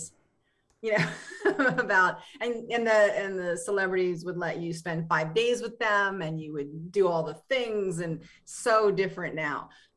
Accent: West Virginia, United States; West Virginia, which is where I'm from

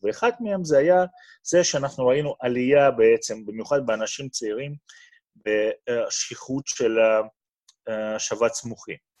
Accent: Moscow, Russia; Hebrew is a second language; moved away as an adult; also born or lived in Boston, United States; now in Beersheba, Israel; כמו שאתה מבין, מהמבטא, אני הגעתי לא מאזור מדברי, אני הגעתי ממוסקבה שברוסיה. בגיל 19 עליתי ארצה

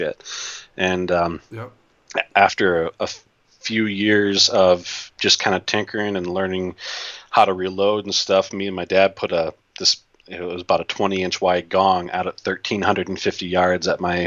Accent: Wisconsin, United States; I'm from Wisconsin

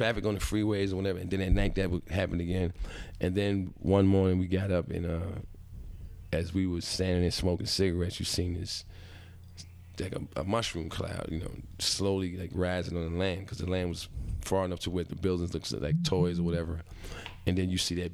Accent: Brooklyn, Roosevelt, Long Island, New York, United States; I grew up in Brooklyn partially and in Roosevelt, Long Island

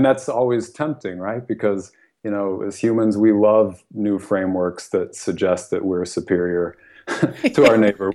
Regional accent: United States; first language English; I was born in the United States.

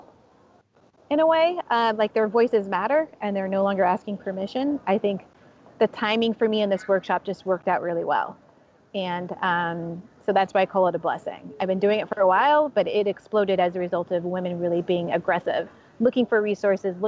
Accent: San Jose, California, United States; now in San Francisco, United States; I'm originally from San Jose. I moved to San Francisco in 2001

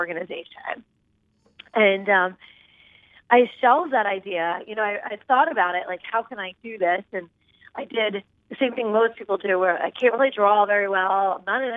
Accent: right outside of Philadelphia, Pennsylvania, United States; I grew up right outside of Philadelphia in a highly dysfunctional home

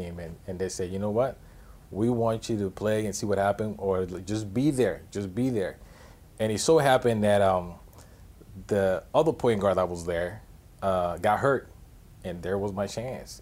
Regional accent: Panama; now in United States; I grew up in Panama

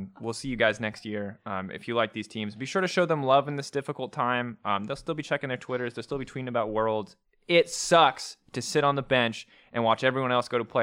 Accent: United States; growing up in America

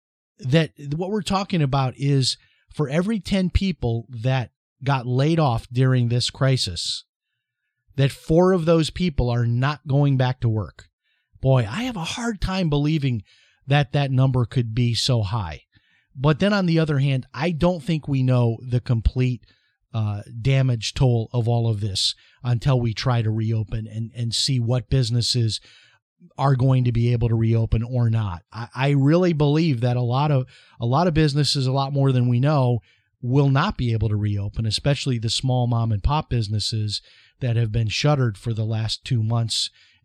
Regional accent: Chicago, Illinois, United States; It's like when I was growing up in Chicago, the ice cream guy would stop at my driveway.

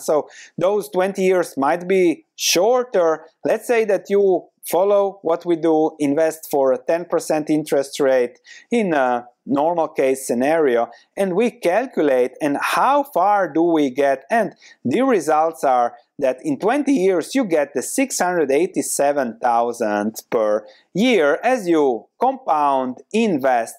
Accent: Croatia; moved away as an adult; also born or lived in London; now in Netherlands; I come from Croatia

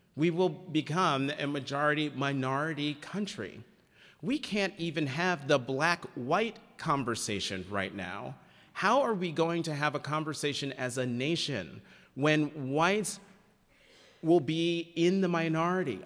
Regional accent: United States; as an American

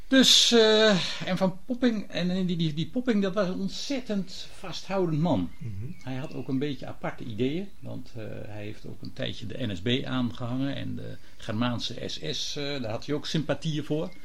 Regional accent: Gouda, South Holland, Netherlands; ik kom zelf, ik ben geboren in Gouda

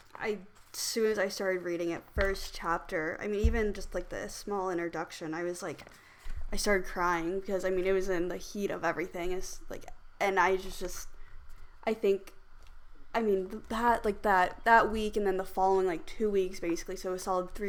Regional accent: Midwest, United States; Yeah, growing up in the Midwest, I mean, I heard the microaggressions, the racist comments, the discrimination, all of that. And I think I started to resent my race and also where I was from.

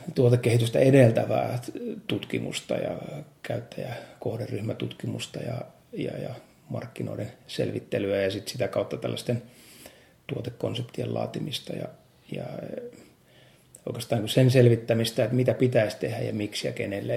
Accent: Nastola, Päijät-Häme, Finland; moved away as an adult; also born or lived in Helsinki / Espoo; sitten kun tulin opiskelemaan Nastolasta, siis mä oon syntynyt kyllä Helsingissä, mutta no, koulu, koulu ja asun Nastolassa

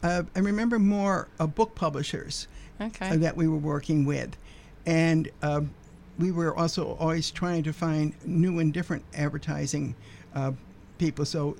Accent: Utica, New York, United States; moved away as an adult; also born or lived in Cambridge, Massachusetts / Somerville, Massachusetts; now in Belmont, United States; I grew up in Utica, New York, and actually I did some radio similar to this when I was in high school. And I went to college in Utica at the community college

